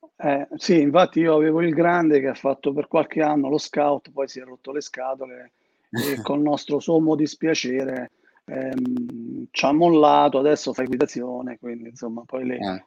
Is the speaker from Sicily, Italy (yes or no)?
no; Termoli, Molise, Italy; moved away as an adult; now in Modena, Italy; io vivo a Modena, ma sono molisano. E lui vive a Termoli, che è il mio paese, in Molise